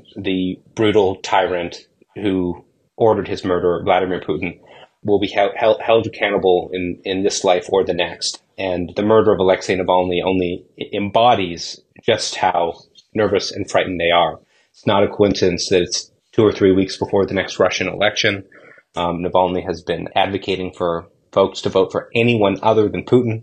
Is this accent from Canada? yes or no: yes; Toronto, Ontario, Canada; I grew up in Toronto